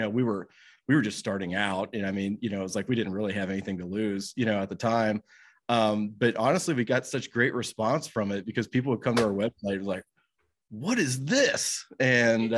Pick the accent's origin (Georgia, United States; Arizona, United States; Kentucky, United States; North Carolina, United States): Kentucky, United States; Covington; So I grew up in Northern Kentucky. I actually live in Covington, Kentucky, but I've been here kind of all my life